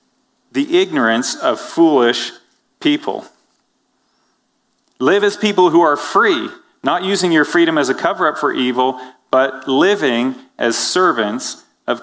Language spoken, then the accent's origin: English; Canada; now in United States; I'm from Canada